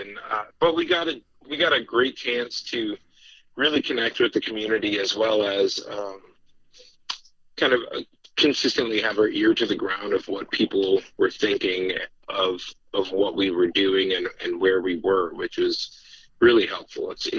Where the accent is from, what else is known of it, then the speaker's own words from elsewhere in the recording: Minneapolis, Minnesota, United States; moved away as an adult; now in Wisconsin, United States; Heads up, I'm from Minneapolis, so...